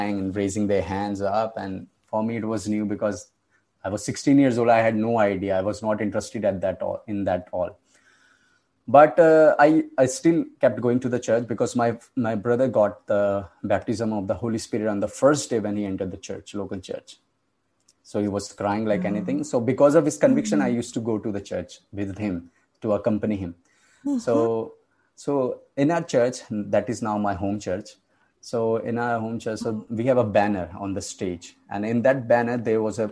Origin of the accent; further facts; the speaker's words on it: India; I come from India.